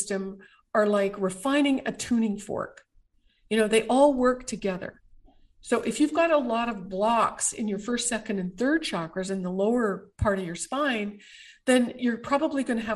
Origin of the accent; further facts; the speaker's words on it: Canada; as a Canadian